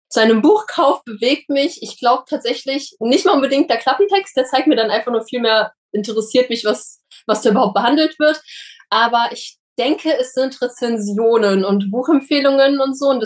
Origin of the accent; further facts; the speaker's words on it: Saint Petersburg, Russia; now in Germany; Es ist leider so, dass meine Eltern, also wir sind ja aus St. Petersburg ausgewandert